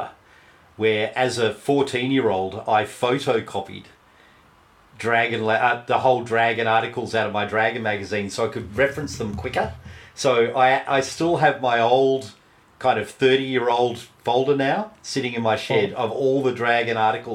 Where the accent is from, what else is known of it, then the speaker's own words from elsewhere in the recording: Australia; I'm Australian